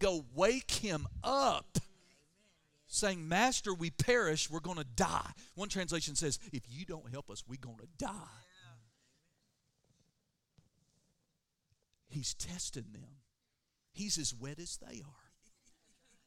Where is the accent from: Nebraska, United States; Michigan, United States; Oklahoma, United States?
Oklahoma, United States; I'm from Oklahoma